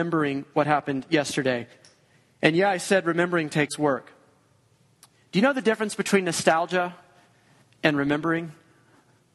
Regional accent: Georgia, United States; moved away; We're both from Georgia.

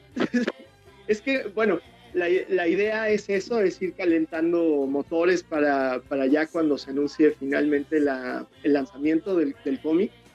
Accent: Mexico; el, letrista, el colorista y yo, que soy el ilustrador, somos mexicanos

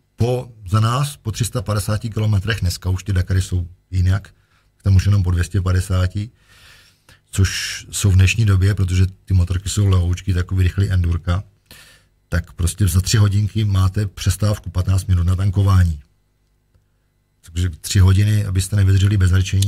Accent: Czechia; jsem Čech

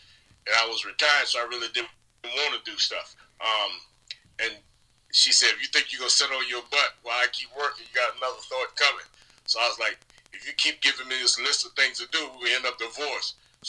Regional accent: Virginia, United States; moved away as an adult; also born or lived in Fairbanks, Alaska / Hawaii / California / Phoenix, Arizona; now in Lincoln, Nebraska, United States; born and raised in the South in Virginia

